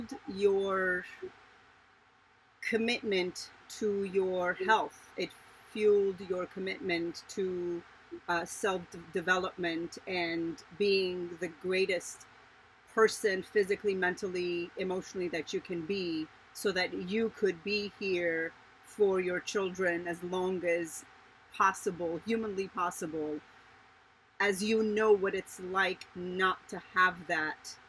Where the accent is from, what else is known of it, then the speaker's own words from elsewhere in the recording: Iran; now in United States; I was born in Iran as well